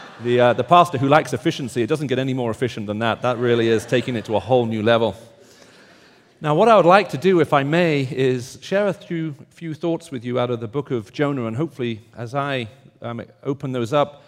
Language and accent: English; the South, United States; accent: Southern; And I'm hoping that despite my strange accent, as you can tell, I'm from the South, you'll be able to understand what I'm saying.